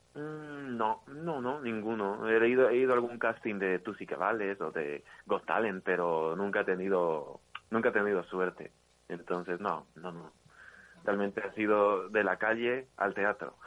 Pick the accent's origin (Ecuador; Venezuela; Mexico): Ecuador; now in Spain; yo vine aquí a España, yo soy de Ecuador